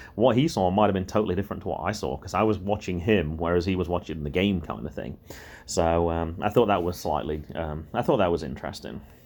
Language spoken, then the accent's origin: English; England, United Kingdom; accent: English; moved away; my accent was English